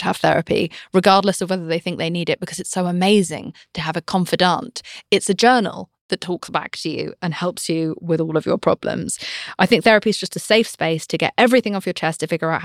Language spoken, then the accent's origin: English; United Kingdom; I'm British.